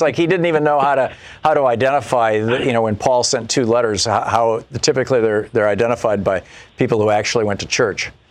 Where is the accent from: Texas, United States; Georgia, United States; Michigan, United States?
Michigan, United States; Lansing; I grew up in, in Lansing, Michigan